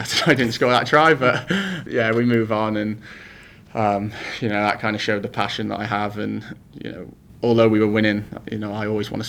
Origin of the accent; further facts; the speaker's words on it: Wales, United Kingdom; growing up in Wales as a kid